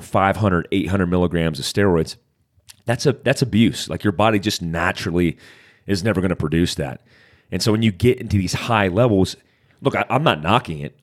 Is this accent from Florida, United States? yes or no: yes; Daytona Beach, Florida, United States; I grew up in Daytona Beach, Florida, on the black side of poverty.